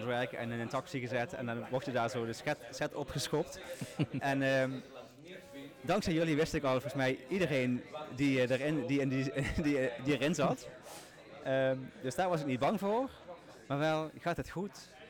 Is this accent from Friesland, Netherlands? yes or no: no; Limburg, Netherlands; accent: Limburg